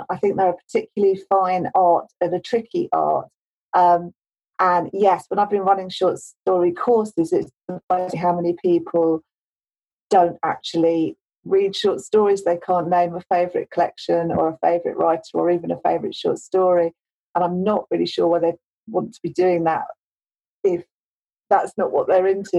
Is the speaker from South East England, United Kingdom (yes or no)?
no; London, United Kingdom; moved away as an adult; now in Nottingham, United Kingdom; I live in Nottingham. I grew up in South London.